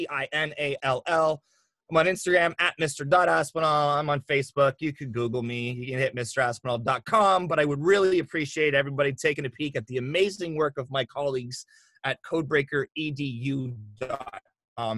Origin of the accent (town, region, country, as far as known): Canada